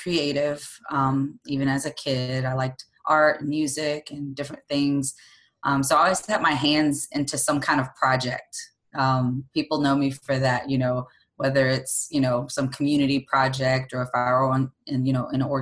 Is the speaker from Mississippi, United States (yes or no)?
yes; Mississippi, United States; I grew up in a traditional, I'm from Mississippi, so I'm in the Bible Belt state, in this area, on the coast